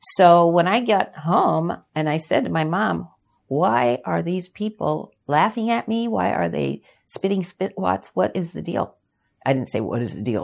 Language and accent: English; Yakima, Washington, United States; also born or lived in Los Angeles; We moved from Los Angeles to Yakima, Washington